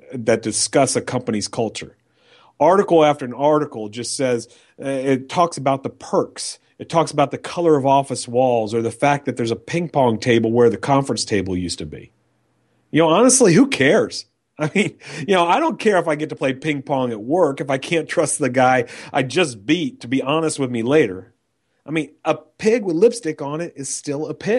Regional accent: New York, United States; moved away as an adult; now in Texas, United States; I grew up in New York

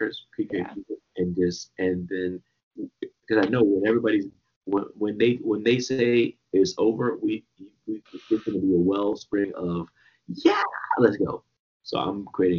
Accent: Washington, District of Columbia, United States; also born or lived in Trinidad and Tobago; I'm born in Washington, D.C.

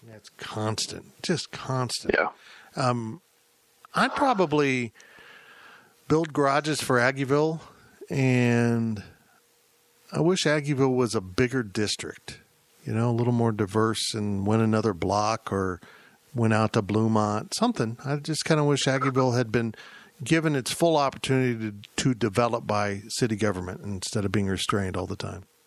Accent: Salina, Kansas, United States; now in Manhattan, Kansas, United States; my hometown of Salina

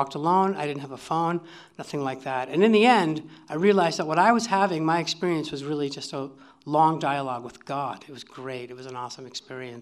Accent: Durango, Colorado, United States; I was from Durango.

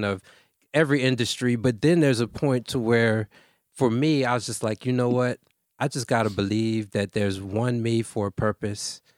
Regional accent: Baltimore, Maryland, United States; I'm from Baltimore, Maryland.

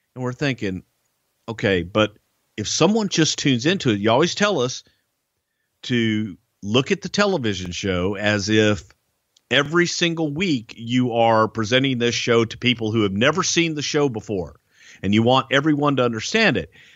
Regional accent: Houston, Texas, United States; here in my hometown of Houston.

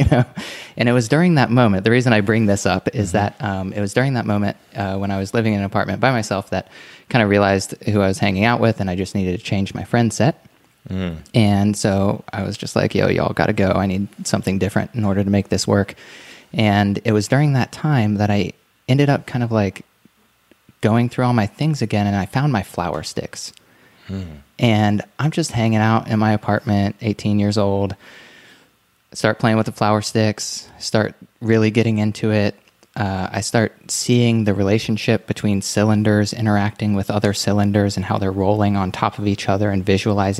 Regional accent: Ohio, United States; also born or lived in Gulf Coast of Florida; I grew up mostly in Ohio and on the Gulf Coast of Florida.

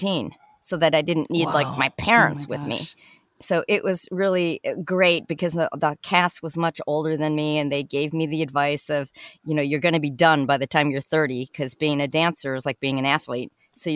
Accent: Chicago, Illinois, United States; I'm from Chicago originally.

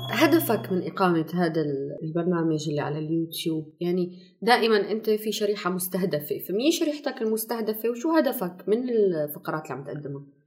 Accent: Syria; عندنا بسوريا

